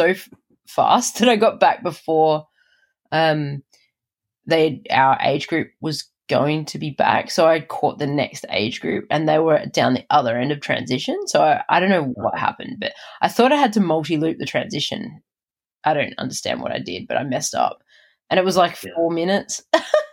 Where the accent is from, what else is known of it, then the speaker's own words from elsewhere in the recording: Adelaide, South Australia, Australia; moved away; That's my hometown